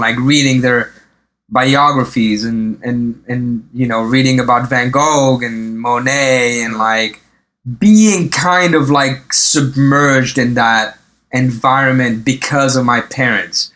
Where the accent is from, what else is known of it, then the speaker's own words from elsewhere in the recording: eastern France, France; moved away as an adult; also born or lived in Lebanon / Paris, France; now in New York, United States; grew up in the uh, in the east of France. Okay. Um, and and and you know we moved a little bit, but uh, mainly in the east of France.